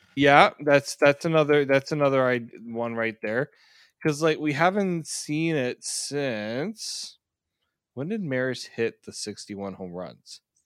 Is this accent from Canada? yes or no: yes; Canada; I'm Canadian